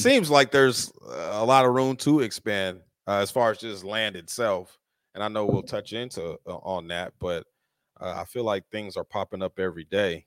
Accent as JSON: {"language": "English", "region": "Colorado", "country": "United States", "tie": "born or raised there", "moved": "yes", "lives_now": "Las Vegas, United States", "said": "I grew up in Colorado"}